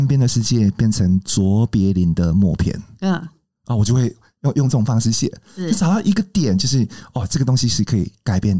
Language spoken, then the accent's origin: Chinese; Tainan, Taiwan; moved away; also born or lived in Taipei; 因为我是台南人，